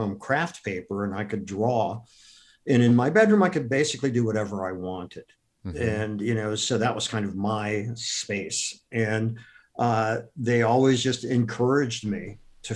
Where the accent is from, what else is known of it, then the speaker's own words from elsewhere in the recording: Akron, Ohio, United States; I grew up in Akron, Ohio